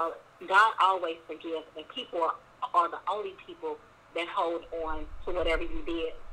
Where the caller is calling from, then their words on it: Houston, Texas, United States; I'm calling from Houston, Texas.